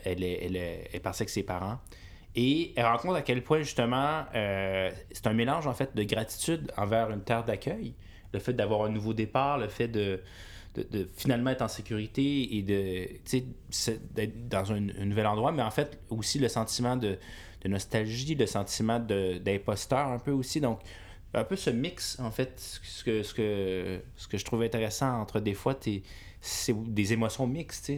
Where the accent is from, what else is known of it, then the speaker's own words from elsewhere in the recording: Quebec, Canada; also born or lived in China / Europe; je viens du Québec